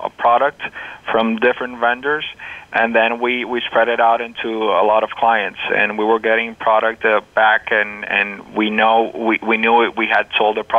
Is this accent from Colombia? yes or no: yes; Colombia; now in United States; Two of the partners here at District Tech, we are originally from Colombia